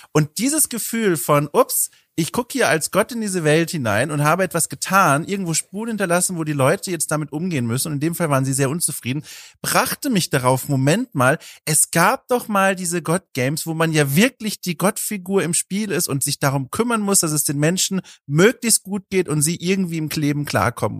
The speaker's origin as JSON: {"language": "German", "region": "Southern Germany", "country": "Germany", "said": "ich komme ja aus Süddeutschland, Oberministrant und Ministrant von den Jahren 12 bis 18"}